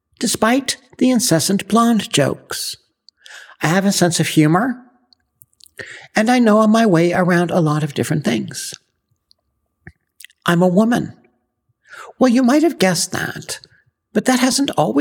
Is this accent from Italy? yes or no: no; Ottawa, Ontario, Canada; moved away as an adult; now in Texas, United States; I grew up in Canada, specifically Ottawa, the nation's capital. I went to school there, got married, and divorced there